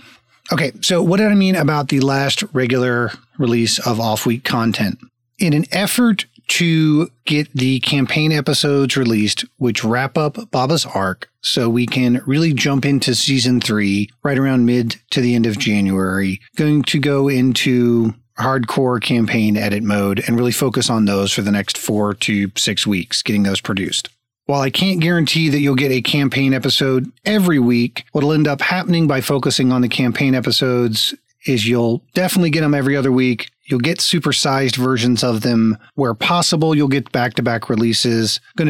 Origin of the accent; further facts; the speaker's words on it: Florida, United States; also born or lived in Texas; I grew up in Florida and Texas.